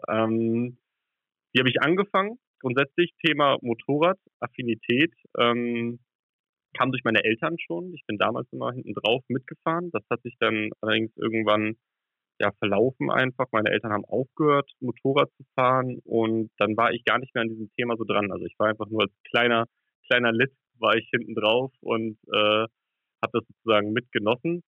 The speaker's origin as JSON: {"language": "German", "region": "Hamburg", "country": "Germany", "said": "ich komme ja aus Hamburg"}